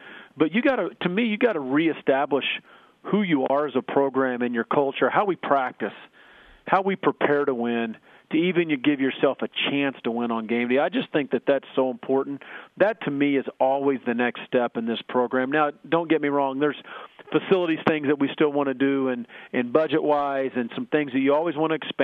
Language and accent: English; Oklahoma, United States; moved away; myself growing up in Oklahoma